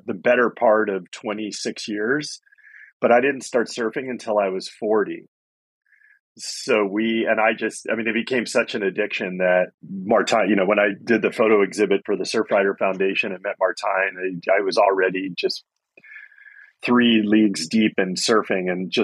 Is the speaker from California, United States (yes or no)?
yes; Silicon Valley, California, United States; also born or lived in back east (eastern US); I grew up in the Silicon Valley, so I moved there from back east when I was 4.